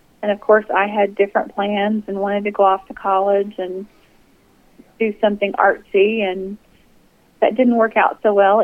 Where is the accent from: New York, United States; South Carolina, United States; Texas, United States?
Texas, United States; Midland; also born or lived in Big Lake, Texas; I was born in a little town called Big Lake, which is just a very short distance outside of Midland, but I was raised in Midland since I was 5 years old